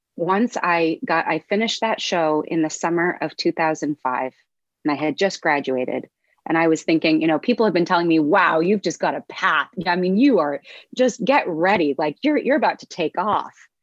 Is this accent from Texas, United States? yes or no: no; Los Angeles, California, United States; I grew up in Los Angeles